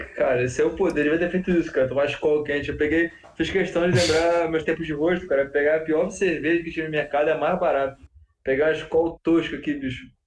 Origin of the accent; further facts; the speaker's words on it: Rio de Janeiro, Brazil; eu sou carioca